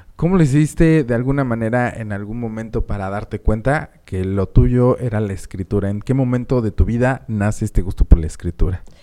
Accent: Mexico City, Mexico; also born or lived in Puebla; now in Phoenix, United States; yo soy de la Ciudad de México, pero me crié más en... Bueno, no me crié. La mitad de mi vida la viví en Puebla

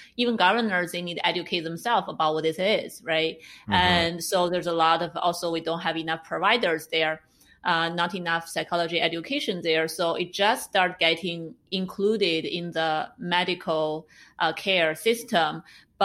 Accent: China; moved away as an adult; now in San Francisco, United States; I'm an immigrant, I would say. I grew up in China. I went to undergraduate college in China. So I came to America for graduate school

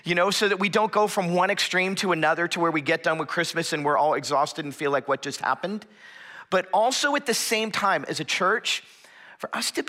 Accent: Florida, United States; moved away as an adult; I am originally from South Florida, back where it is warm and tropical all year round, kind of grew up as a beach kid.

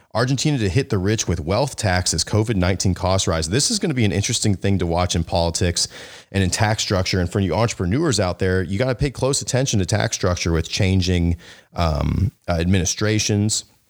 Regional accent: the South, United States; I grew up in the South

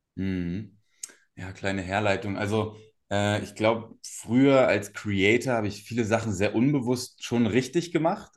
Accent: Cottbus, Brandenburg, Germany; moved away; also born or lived in Berlin suburbs (Speckgürtel); Aufgewachsen bin ich in Cottbus. Ähm, das ist hier in Brandenburg, in, in, Ostdeutschland, so eine kleine Stadt

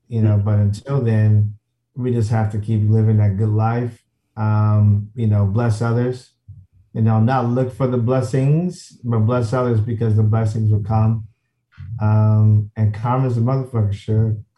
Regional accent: Chicago, Illinois, United States; I'm from the South Side of Chicago

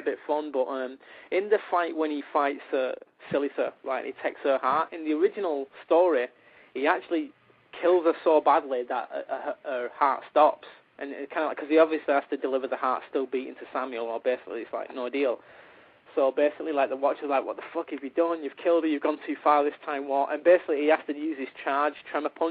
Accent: the north of England, United Kingdom; accent: Northern English; my accent, about my Northern English accent

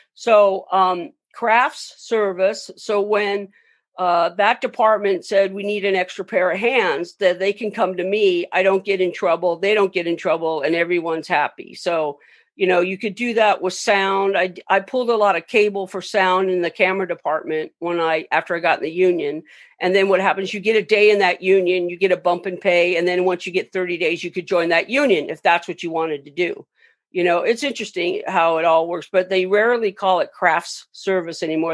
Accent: Long Beach, California, United States; I grew up in Long Beach

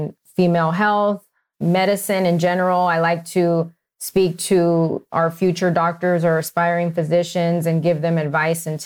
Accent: Dallas, Texas, United States; first language Spanish; moved away as an adult; also born or lived in El Paso, Texas; now in Phoenix, United States; I grew up, though, more in Dallas, Texas, and I did all my training there

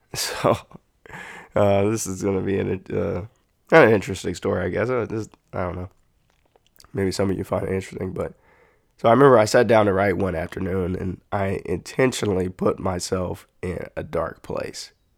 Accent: United States; as an American

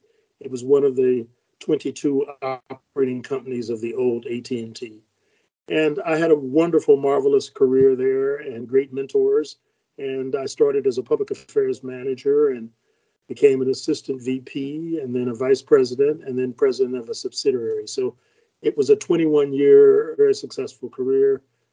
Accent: Kansas City, Kansas, United States; also born or lived in Arkansas City, Kansas; I'm a Jayhawker through and through, born in southern Kansas in a small town called Arkansas City, Kansas. And my dad became a railroader and moved to Kansas City to work on the Santa Fe Railroad. And that's where I grew up, in Kansas City, Kansas.

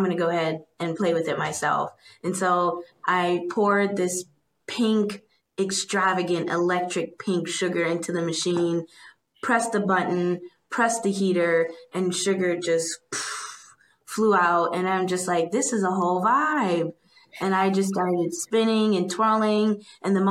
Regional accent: Broward County, South Florida, United States; moved away as an adult; now in Durham, United States; Me and Reem, we grew up in South Florida. He's from Miami and I'm from Broward, which is next door to each other.

